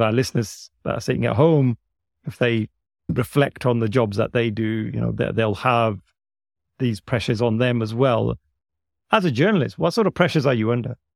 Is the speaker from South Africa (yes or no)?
no; United Kingdom; I was born here in the U K.